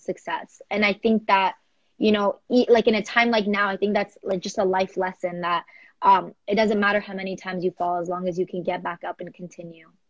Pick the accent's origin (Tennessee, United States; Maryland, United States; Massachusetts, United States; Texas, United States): Texas, United States; Houston; I am from Houston, Texas